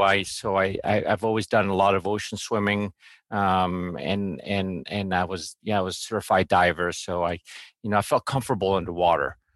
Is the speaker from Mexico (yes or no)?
yes; Mexico; I grew up in Mexico